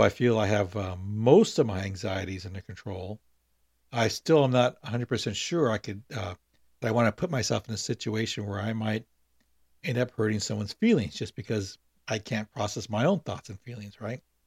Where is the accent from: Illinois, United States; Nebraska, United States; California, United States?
California, United States; Long Beach; also born or lived in San Francisco; I born in San Francisco, but grew up in Long Beach, and that's what I consider my, my hometown